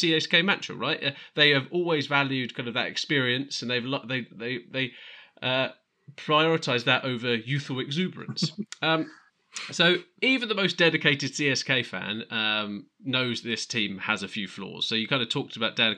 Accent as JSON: {"language": "English", "region": "England", "country": "United Kingdom", "said": "We're English fans"}